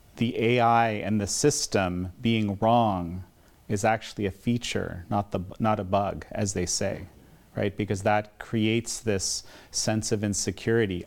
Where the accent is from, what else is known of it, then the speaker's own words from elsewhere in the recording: Canada; in my home country of Canada